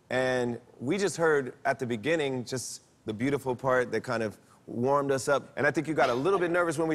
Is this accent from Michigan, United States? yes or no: no; Kernersville, North Carolina, United States; I'm 21 years old, and I'm from Kernersville, North Carolina.